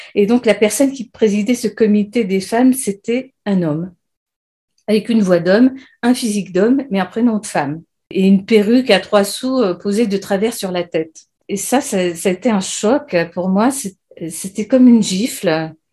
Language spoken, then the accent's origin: French; France; also born or lived in Great Britain; now in United Kingdom; je suis française et j'habite en Grande-Bretagne